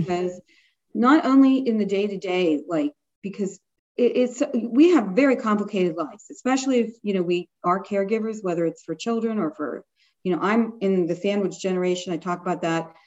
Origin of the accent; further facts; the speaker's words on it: Pittsburgh, Pennsylvania, United States; moved away as an adult; also born or lived in England / Washington, D.C.; I did not come from a lot of money. I'm from Pittsburgh, not, you know, the fancy part